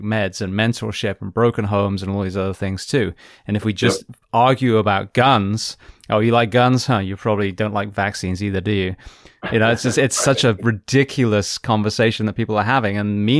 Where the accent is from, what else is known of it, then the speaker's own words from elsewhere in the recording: United Kingdom; now in United States; I'm British, you know, I'm American now